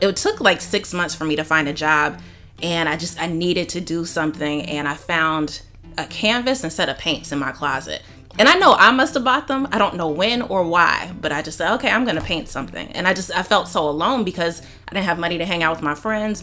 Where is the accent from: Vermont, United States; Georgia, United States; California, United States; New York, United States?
Georgia, United States; Sandy Springs; I grew up in Atlanta in Sandy Springs